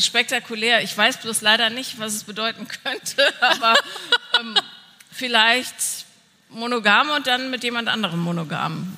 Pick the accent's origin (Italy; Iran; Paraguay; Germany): Germany; Bonn, North Rhine-Westphalia; Ich bin ja in Bonn aufgewachsen